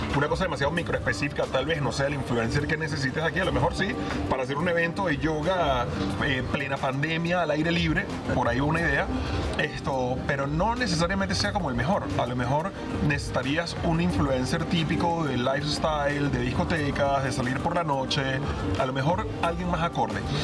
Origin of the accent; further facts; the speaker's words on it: Venezuela; moved away; venimos de Venezuela